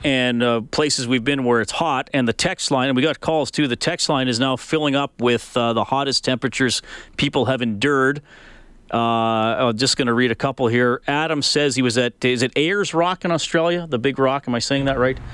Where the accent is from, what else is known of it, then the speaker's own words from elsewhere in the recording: Alberta, Canada; also born or lived in Ontario; I was born in Ontario, but moved to Alberta when I was one